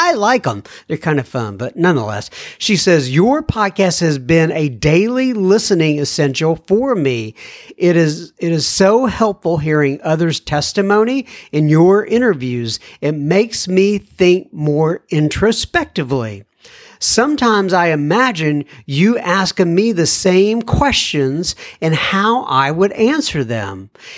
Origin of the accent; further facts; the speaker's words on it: St. Albans, Vermont, United States; now in Titusville, United States; I reside in Titusville, Florida, and I am originally from St. Albans, Vermont, where I did most of my 22 years of alcoholic drinking